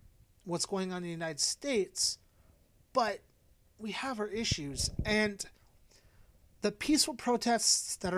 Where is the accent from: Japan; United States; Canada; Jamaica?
Canada; I am a white guy and I'm Canadian